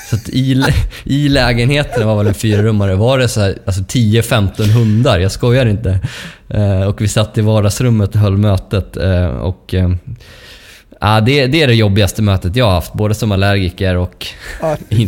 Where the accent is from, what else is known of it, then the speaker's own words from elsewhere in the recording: Dalarna County, Sweden; accent: dalmål; mitt dalmål, dalmål som jag har lite mer naturligt ja, när jag är i, i, i Borlänge.